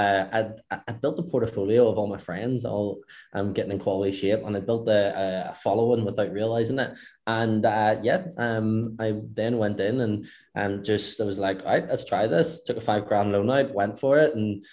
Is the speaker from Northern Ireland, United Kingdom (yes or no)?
yes; Belfast, Northern Ireland, United Kingdom; moved away as an adult; now in Dubai, United Arab Emirates; I'm from Northern Ireland, I'm from Belfast, so I am